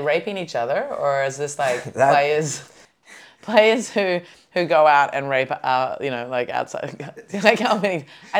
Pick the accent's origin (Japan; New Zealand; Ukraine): New Zealand; As a Kiwi, when I identify more as a Kiwi than an Aussie, I am very exotic.